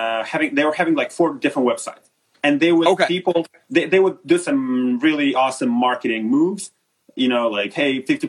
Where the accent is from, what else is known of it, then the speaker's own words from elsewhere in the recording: Moldova; I came back to Moldova, where I'm originally from